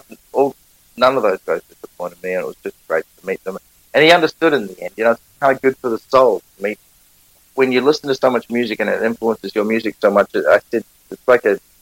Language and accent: English; Auckland, New Zealand; accent: Kiwi; I'm a musician from Auckland, New Zealand